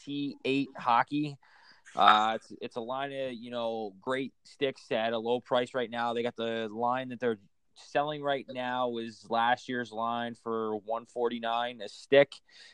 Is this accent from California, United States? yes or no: no; Philadelphia, Pennsylvania, United States; I grew up in Philly, and I can move to fucking L.A., and I'd still love the Flyers.